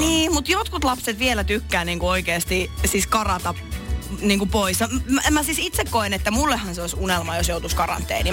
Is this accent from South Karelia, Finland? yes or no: yes; Lappeenranta, South Karelia, Finland; moved away; mä oon siis Lappeenrannasta kotoisin